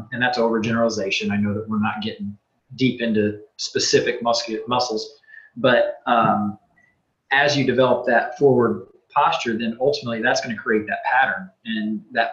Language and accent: English; Centralia, United States; growing up in Centralia, there was definitely from whether it was parents or grandparents, we were reminded regularly to correct our posture